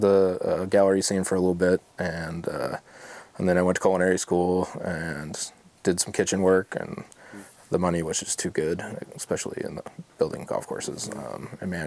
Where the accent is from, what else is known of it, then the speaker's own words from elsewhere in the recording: Jackson Hole, Wyoming, United States; moved away as an adult; also born or lived in South Lake Tahoe, California; now in Oregon, United States; we moved to Wyoming, Jackson Hole, Wyoming. And that's where I graduated high school